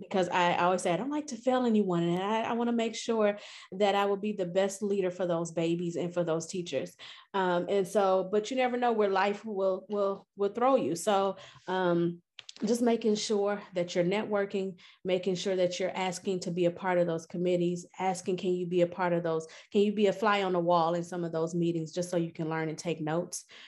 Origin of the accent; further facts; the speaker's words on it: Milwaukee, Wisconsin, United States; moved away as an adult; also born or lived in Louisiana; now in St. Louis, United States; I'm originally from Milwaukee, Wisconsin